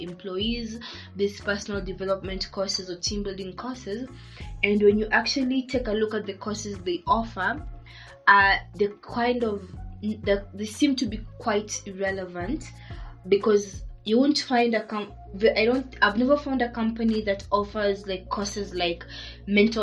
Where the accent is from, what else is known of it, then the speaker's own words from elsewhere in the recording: Kenya; I'm from Kenya